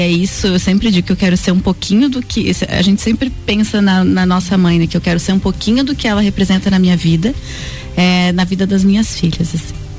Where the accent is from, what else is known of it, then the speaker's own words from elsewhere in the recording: Lages, Santa Catarina, Brazil; moved away as an adult; nós somos aqui de Lages. Eu estudei no Santa Rosa